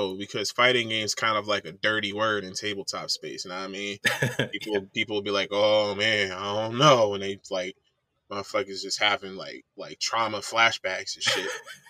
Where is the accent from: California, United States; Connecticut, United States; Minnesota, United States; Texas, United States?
Connecticut, United States; moved away; also born or lived in Virginia / Montana; I'm from Connecticut, but I've been all over the place. I spent a good chunk of my teenage years in Virginia.